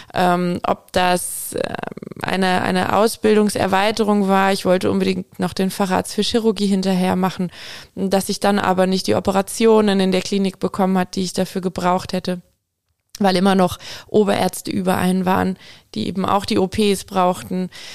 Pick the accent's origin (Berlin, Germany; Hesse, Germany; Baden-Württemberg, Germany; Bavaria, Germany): Baden-Württemberg, Germany; Aalen; also born or lived in Munich; Aalen ist meine Heimatstadt